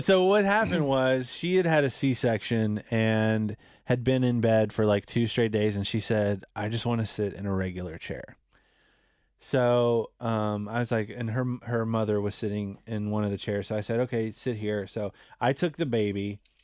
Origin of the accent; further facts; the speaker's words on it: United States; this is my hometown